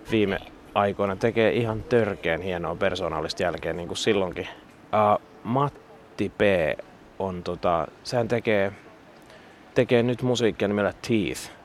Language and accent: Finnish; Sipoo, Uusimaa, Finland; Mä oon siis Sipoosta lähtöisin.